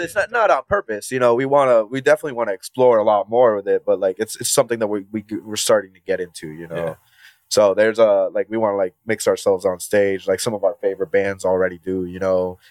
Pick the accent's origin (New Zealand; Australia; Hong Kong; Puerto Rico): Puerto Rico; moved away as an adult; now in Cleveland, United States; born and raised in Puerto Rico, but I came to the States around like eight years ago